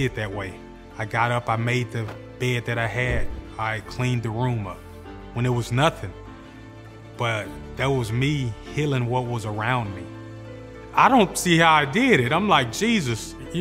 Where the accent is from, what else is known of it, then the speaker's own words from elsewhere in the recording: Memphis, Tennessee, United States; I grew up in Hurt Village